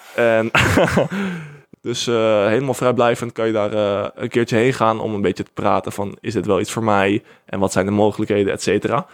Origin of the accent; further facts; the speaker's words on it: Netherlands; wij als Nederlanders